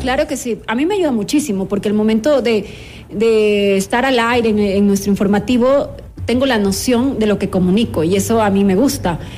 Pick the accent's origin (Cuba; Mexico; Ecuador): Ecuador; Santo Domingo, Santo Domingo de los Tsáchilas; Yo soy de Santo Domingo de los Áchilas